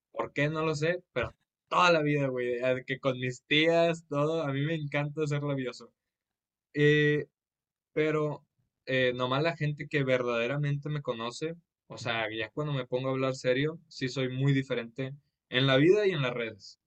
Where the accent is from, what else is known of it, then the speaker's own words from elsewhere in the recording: Monterrey, Nuevo León, Mexico; soy de Monterrey, Nuevo León